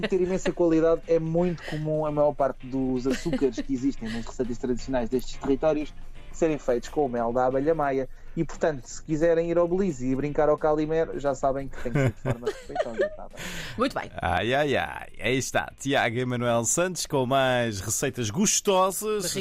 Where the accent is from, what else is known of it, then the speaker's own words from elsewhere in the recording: Portugal; nós portugueses